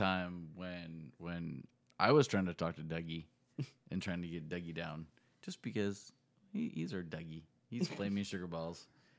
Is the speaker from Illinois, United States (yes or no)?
no; Ohio, United States; moved away as an adult; now in Dallas, United States; I'm from Ohio